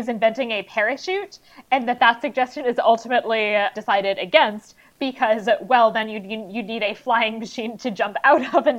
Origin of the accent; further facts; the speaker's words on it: United States; I'm an American